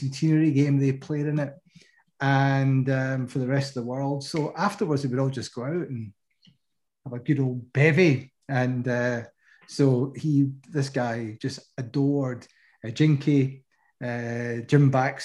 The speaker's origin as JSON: {"language": "English", "region": "Scotland", "country": "United Kingdom", "said": "I'm from Scotland"}